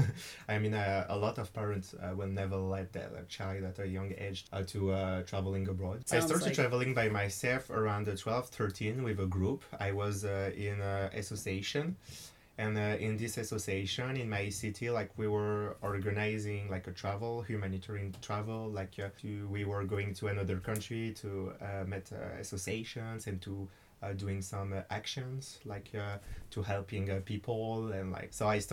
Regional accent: France; English is a second language; also born or lived in United States; I came to America with a French governmental program.

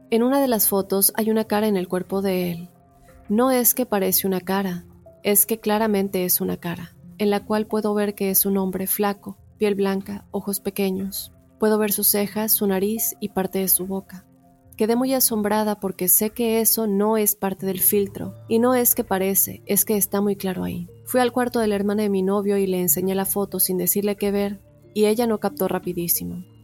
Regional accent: Puerto Rico; also born or lived in North Dakota, United States; now in United States; soy de Puerto Rico, pero hace cinco años resido en Estados Unidos. Por casi cinco años viví en Dakota del Norte y en noviembre del 2020 me mudé a Florida junto con mi novio y su familia.

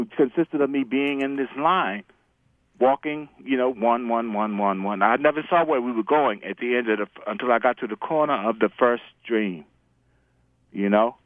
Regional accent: New York City, New York, United States; I'm originally from the Bronx

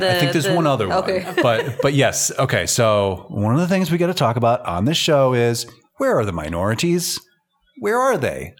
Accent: United States; and I'm biased as an American

